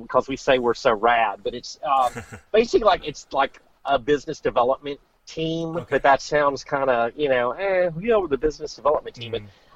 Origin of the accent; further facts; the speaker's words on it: Louisiana, United States; I'm from Louisiana